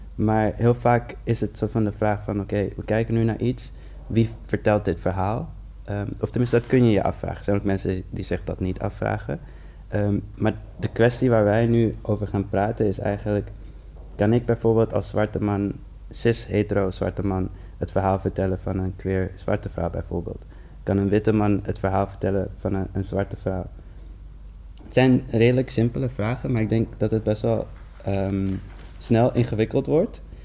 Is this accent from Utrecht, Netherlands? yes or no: no; Amsterdam, North Holland, Netherlands; ik ben een Surinaamse jongen uit de Bijlmer